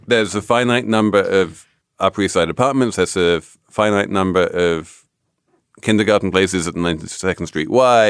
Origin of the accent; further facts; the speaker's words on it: England, United Kingdom; moved away; as an Englishman